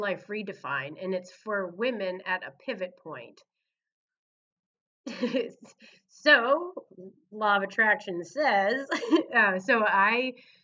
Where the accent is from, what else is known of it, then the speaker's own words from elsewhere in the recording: Laconia, New Hampshire, United States; moved away as an adult; now in Mount Pleasant, United States; Laconia, my hometown